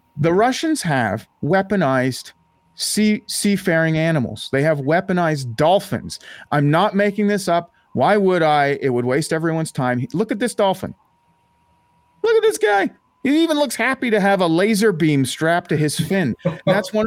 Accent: Ottawa, Ontario, Canada; moved away; It is my hometown

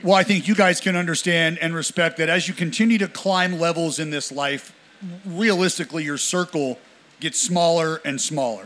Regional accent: Northern California, United States; I'm from I'm from NorCal

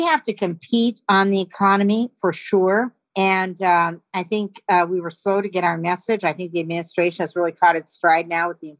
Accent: Montana, United States; I'm from Montana

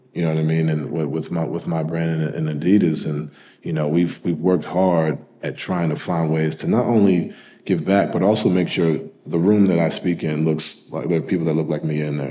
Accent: New York, United States; also born or lived in Louisville / Utah / Cleveland; now in Connecticut, United States; I grew up in New York, you know, went to private school in Connecticut, and I currently live in Connecticut now

